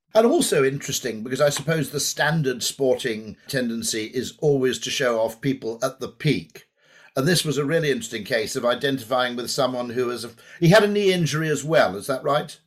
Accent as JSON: {"language": "English", "country": "United Kingdom", "said": "watching as a Brit"}